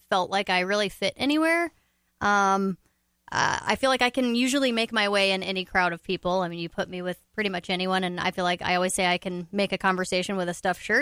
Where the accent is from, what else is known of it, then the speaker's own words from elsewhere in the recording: Ocala, Florida, United States; now in Minnesota, United States; I grew up in Ocala, Florida, actually, and then I, um, I but I've lived here since 2001 now. So I I refuse to acknowledge that I'm a Minnesotan